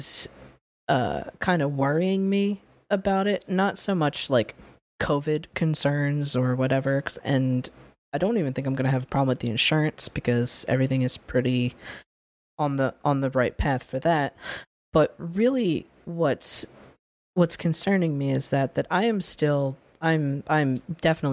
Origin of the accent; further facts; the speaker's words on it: United States; I was born here. I'm American